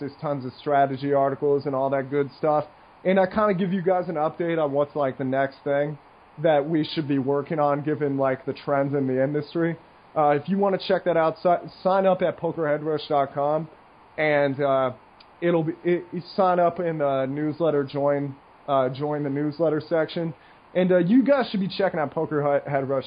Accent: United States; moved away; I'm an American once in a while in this neighborhood

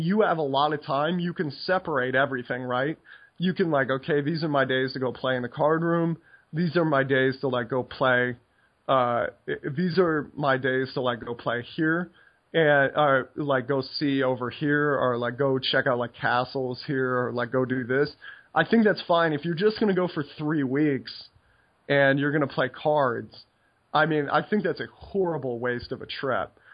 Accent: United States; moved away as an adult; also born or lived in Netherlands; being American

